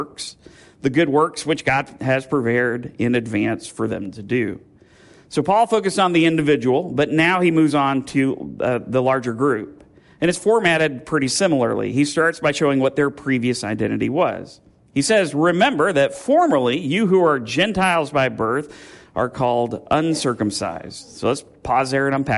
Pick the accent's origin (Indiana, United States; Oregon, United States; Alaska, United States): Indiana, United States; Speedway; now in Bloomington, United States; I grew up in Speedway